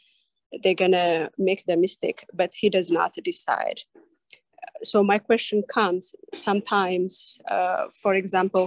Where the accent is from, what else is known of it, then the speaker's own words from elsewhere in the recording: Ethiopia; now in Los Angeles, United States; I am from, originally from Ethiopia.